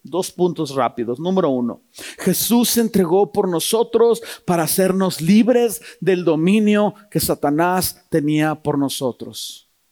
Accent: Toluca, State of Mexico, Mexico; yo soy de Toluca

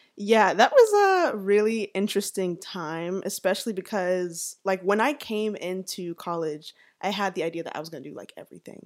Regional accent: Atlanta, Georgia, United States; also born or lived in Savannah; I was born and raised here in Atlanta

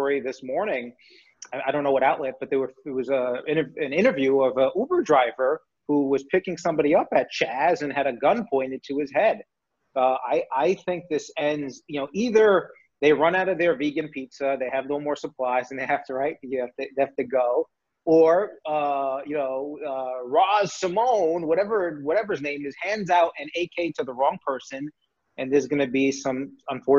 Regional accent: New York City, New York, United States; moved away; I grew up in New York City

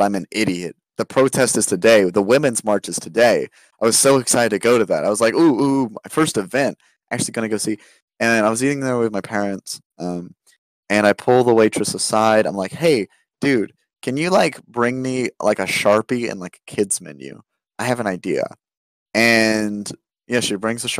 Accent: United States; growing up in America

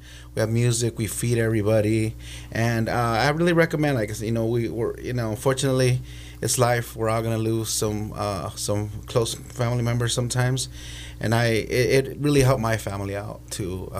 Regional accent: La Colonia, Oxnard, California, United States; we grew up in the Colonia area

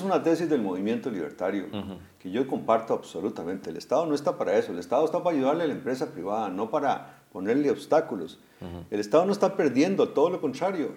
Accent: Costa Rica; como costarricenses

